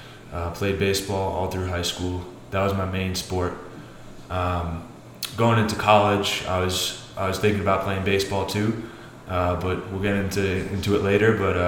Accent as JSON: {"language": "English", "town": "New York City", "region": "New York", "country": "United States", "said": "I'm from Staten Island, New York."}